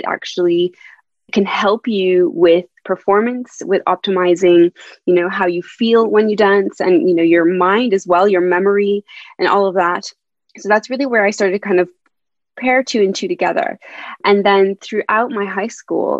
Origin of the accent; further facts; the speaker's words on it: Canada; moved away as an adult; also born or lived in Montreal, Canada; now in London, United Kingdom; I'm originally from Canada, so as you may hear from my accent, I'm not a British